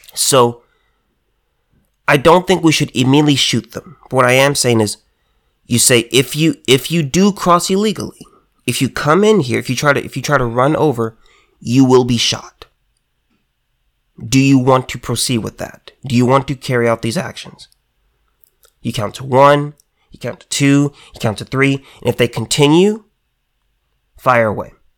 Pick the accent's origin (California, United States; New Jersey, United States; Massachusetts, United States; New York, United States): California, United States; me as a Californian